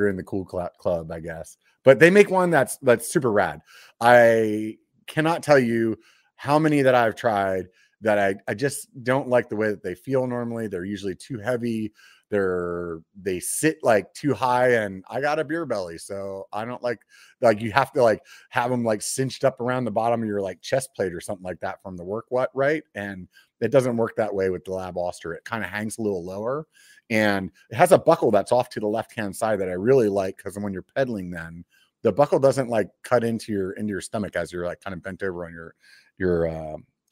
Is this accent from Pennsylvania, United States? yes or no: yes; Pennsylvania, United States; moved away; I grew up on the East Coast. I'm from Pennsylvania originally.